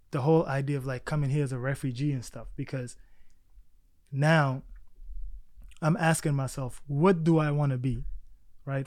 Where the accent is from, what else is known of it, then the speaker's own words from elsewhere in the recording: Baltimore, Maryland, United States; English is a second language; also born or lived in South Sudan / Egypt; now in New York City, United States; growing up in Baltimore